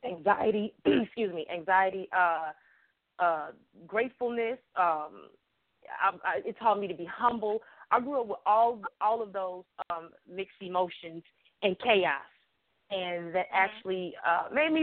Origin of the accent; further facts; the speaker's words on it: Chicago, Illinois, United States; Growing up in Chicago